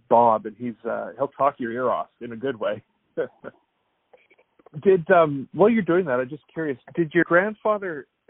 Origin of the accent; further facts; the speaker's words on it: Canada; moved away; It's interesting because I'm originally from Canada